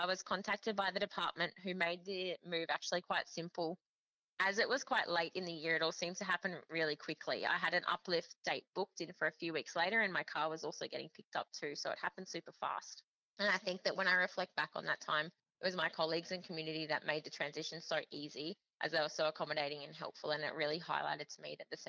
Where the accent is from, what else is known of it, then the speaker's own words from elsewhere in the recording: Queensland, Australia; As I came from the Sunshine Coast, I knew it was going to be tough to try and obtain a permanent position there